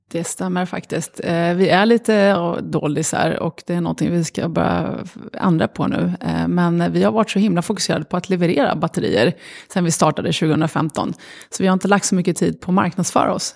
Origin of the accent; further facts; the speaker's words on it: Sweden; also born or lived in Lebanon; Uppvuxna i Sverige, jag var fem år när vi kom till Sverige, växte upp här